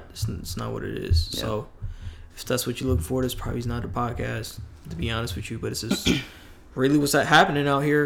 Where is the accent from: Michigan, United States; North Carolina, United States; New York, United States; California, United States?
New York, United States; moved away; me growing up in New York